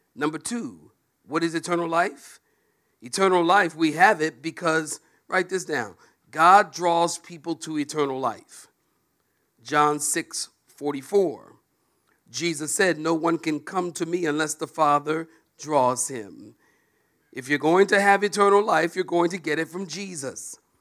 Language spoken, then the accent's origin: English; Philadelphia, Pennsylvania, United States; moved away; also born or lived in Oceanside, California; I'm from Philadelphia originally. And I am a street kid.